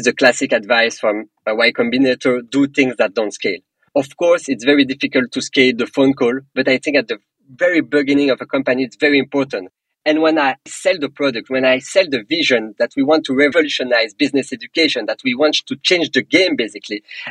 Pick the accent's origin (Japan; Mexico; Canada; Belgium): Belgium; accent: French; English is a second language; moved away; also born or lived in England / Paris; I'm personally from Belgium. I have a very strong French accent